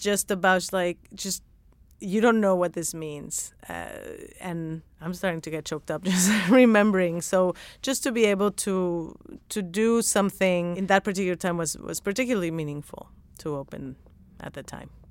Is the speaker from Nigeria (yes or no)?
no; Mexico; moved away; I didn't grow up going to donut shops 'cause I'm from Mexico